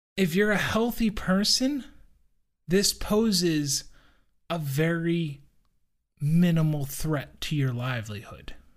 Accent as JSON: {"language": "English", "country": "United States", "said": "as an American"}